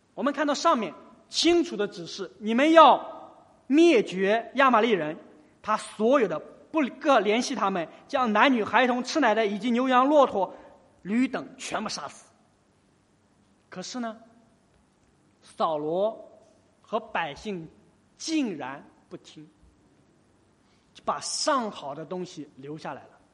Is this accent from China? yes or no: yes; China; 在我们中国